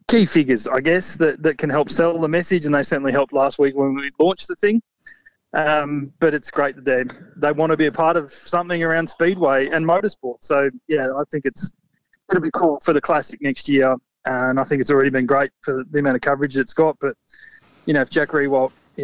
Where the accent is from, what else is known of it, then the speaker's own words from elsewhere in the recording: Warrnambool, Victoria, Australia; born and raised in Warrnambool.